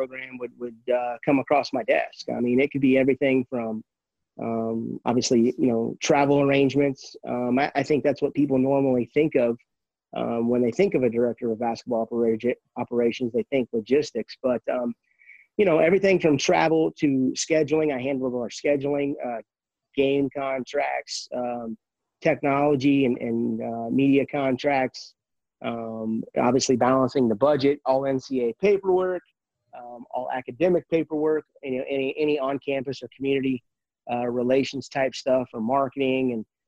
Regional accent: Canton, Illinois, United States; moved away; I grew up in Canton, Illinois, a small town

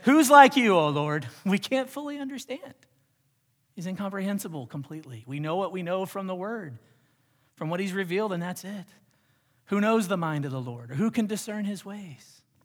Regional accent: United States

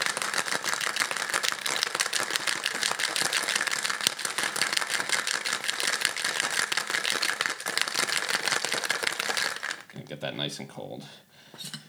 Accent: Baltimore, Maryland, United States; moved away as an adult; now in Los Angeles, United States; I grew up in Baltimore

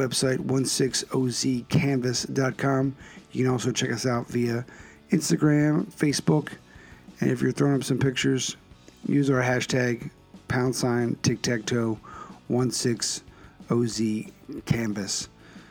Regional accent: Philadelphia, Pennsylvania, United States; now in Connecticut, United States; I grew up in the Northeast

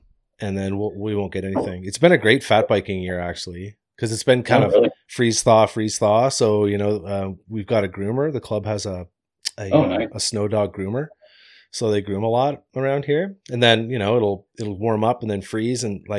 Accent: Deep River, Ontario, Canada; moved away as an adult; When I grew up in Deep River, Ontario.

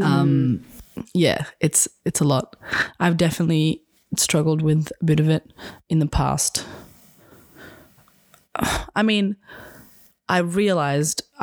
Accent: Colac, Victoria, Australia; now in Melbourne, Australia; my hometown, Colac.

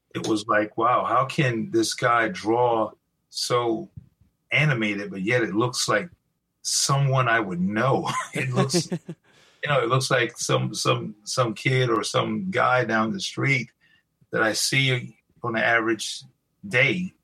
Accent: Greeleyville, South Carolina, United States; I grew up in a small town in South Carolina, very rural area. Um, it's close to Charleston

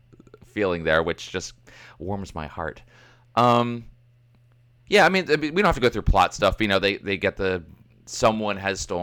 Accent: United States; I'm American

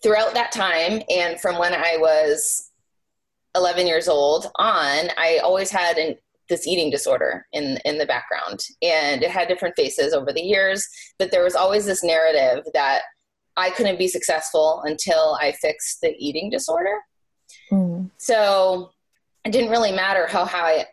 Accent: New Hampshire, United States; I grew up in New Hampshire, so Boston is not very far away.

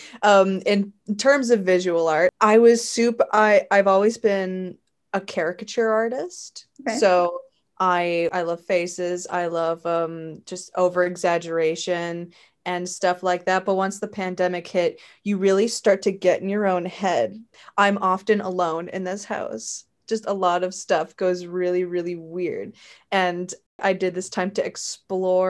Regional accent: St. Catharines, Ontario, Canada; Right now I'm in my hometown. I'm in my parents' home. I'm in St. Catharines.

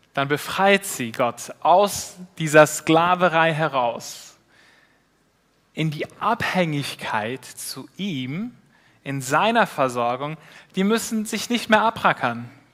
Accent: Switzerland; als Schweizer

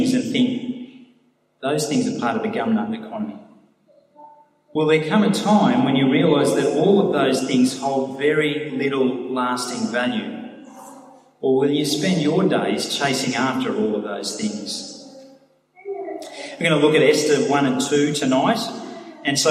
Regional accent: Sydney, New South Wales, Australia; I grew up in Sydney in the 70s and 80s

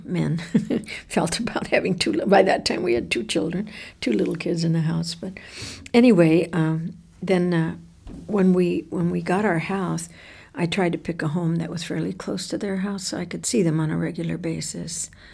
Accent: Tucson, Arizona, United States; after we moved away from Barrio Hollywood. When we moved away from living with my grandmother, my father bought a house on Seventh Avenue and Grant Road

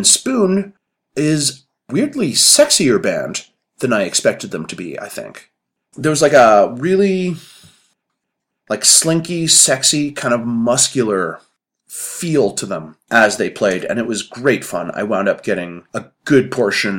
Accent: Calgary, Alberta, Canada; I'm from Calgary

